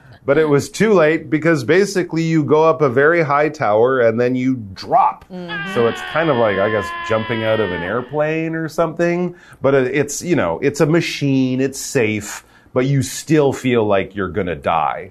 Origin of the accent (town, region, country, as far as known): Canada; now in Taiwan